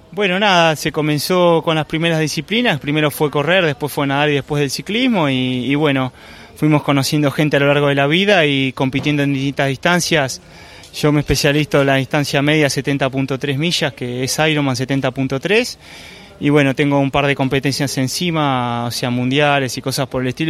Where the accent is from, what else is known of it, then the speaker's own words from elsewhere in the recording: Argentina; yo soy de Argentina